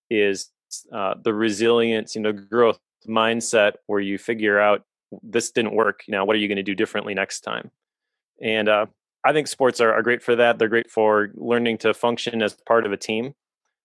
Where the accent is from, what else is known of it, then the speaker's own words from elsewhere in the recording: Oshkosh, Wisconsin, United States; also born or lived in Appleton, Wisconsin / De Pere, Wisconsin; I grew up in Oshkosh, a town about 30 miles away